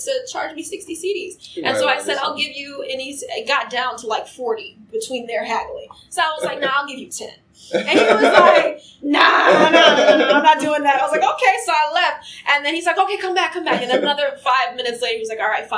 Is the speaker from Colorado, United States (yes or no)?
no; Mount Vernon, New York, United States; I'm from Mount Vernon, which is by the South Bronx.